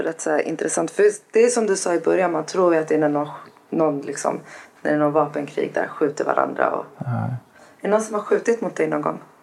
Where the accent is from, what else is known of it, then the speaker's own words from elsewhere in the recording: Nacka, Stockholm County, Sweden; Där är jag uppväxt